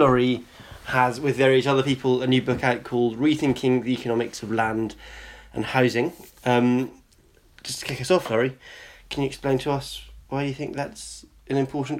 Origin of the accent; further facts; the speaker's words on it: Scotland, United Kingdom; and we're in England right now, and also we're both from Scotland